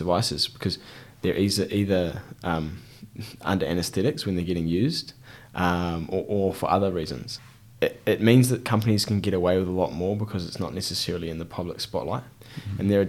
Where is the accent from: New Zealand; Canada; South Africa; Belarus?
New Zealand; Christchurch, Canterbury; We're in Christchurch and I'm from Christchurch. I've lived here for the vast majority of my life